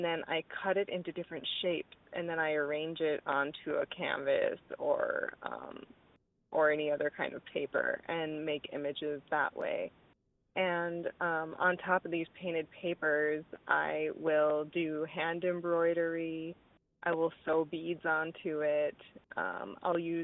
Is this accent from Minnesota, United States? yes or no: yes; Stephen, Minnesota, United States; now in Karlstad, United States; I was born and raised in Stephen, Minnesota, so not far from Carlstead.